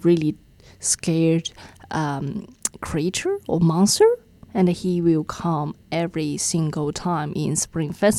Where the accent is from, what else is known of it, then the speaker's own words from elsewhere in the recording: China; now in New Zealand; in China, especially, I think in my hometown, my dad is a lover of the big red ones